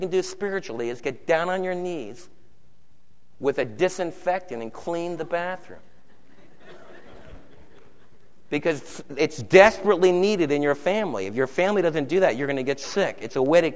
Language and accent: English; New York, United States; Don and I were raised in New York City